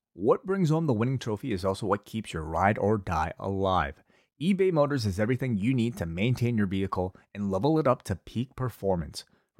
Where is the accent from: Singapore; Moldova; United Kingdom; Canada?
Canada; Didn't really celebrate. I'm Canadian.